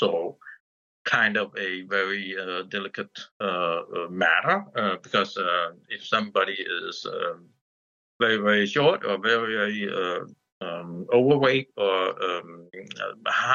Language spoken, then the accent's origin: English; Denmark; I'm from Denmark